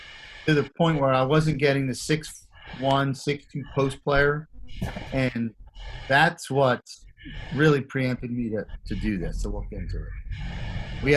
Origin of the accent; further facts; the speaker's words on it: Philadelphia, Pennsylvania, United States; growing up in Philadelphia